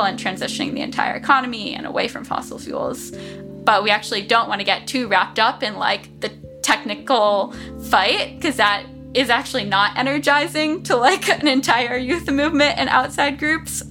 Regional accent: South Florida, United States; I grew up in South Florida

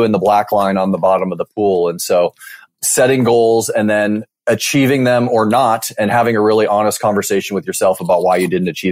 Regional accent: Mercer Island, Washington, United States; moved away as an adult; now in Bay Area, United States; I grew up in a small town called Mercer Island, Washington, which is just outside of Seattle.

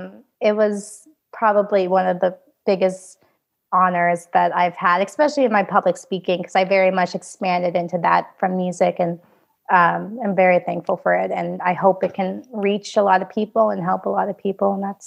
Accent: Vietnam; born there; that I was born with in Vietnam.

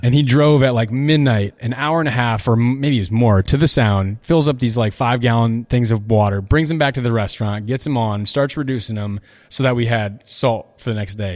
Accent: Iowa City, Iowa, United States; moved away as an adult; I'm from Iowa City

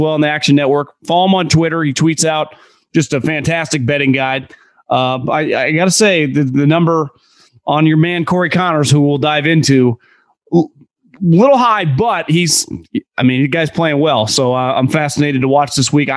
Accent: Sacramento, California, United States; I'm from the Sacramento area

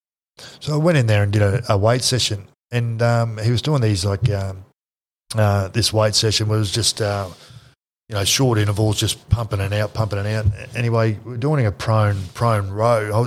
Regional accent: North Queensland, Australia; moved away; I was from North Queensland

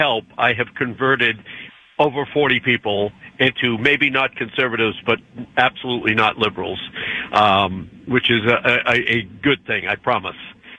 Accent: Boston, Massachusetts, United States; now in Iowa, United States; I'm from Boston originally, by the way. I got my whole liberal family came from Boston.

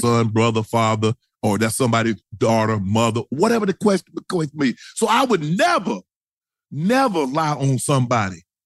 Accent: the rural South, United States; I was born in the South. I was born rural South

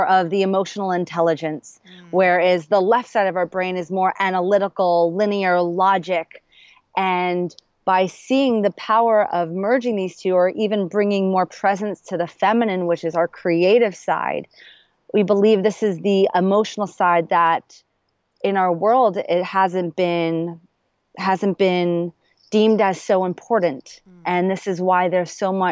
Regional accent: New York, United States; now in Los Angeles, United States; I now live in LA. I'm originally from New York

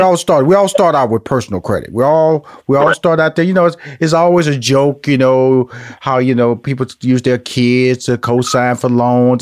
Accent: Houston, Texas, United States; now in Atlanta, United States; I'm, a Texas boy, so I was born and raised in Houston.

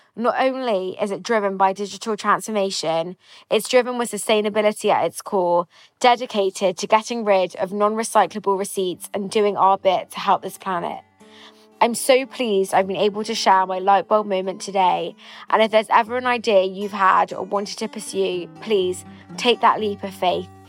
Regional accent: London, United Kingdom; I'm 25 from London

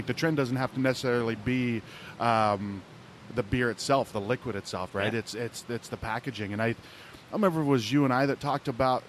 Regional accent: Ohio, United States; I grew up in Ohio.

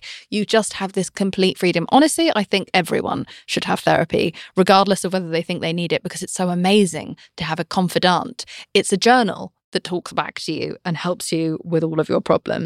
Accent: United Kingdom; I'm British

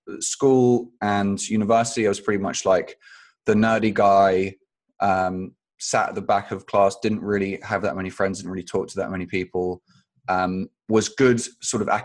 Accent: London, United Kingdom; also born or lived in Phoenix, Arizona, United States; I moved to London when I was about 2 weeks old

